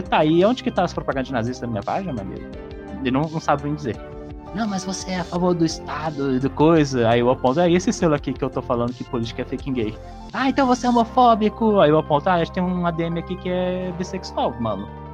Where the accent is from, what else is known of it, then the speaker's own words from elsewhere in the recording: Minas Gerais, Brazil; eu sou de Minas Gerais